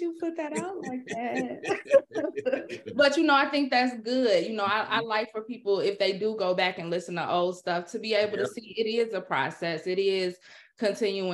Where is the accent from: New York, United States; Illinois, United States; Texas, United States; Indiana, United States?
Illinois, United States; Chicago; I am from Chicago. I was raised by my mother. Yep, Chi-Town.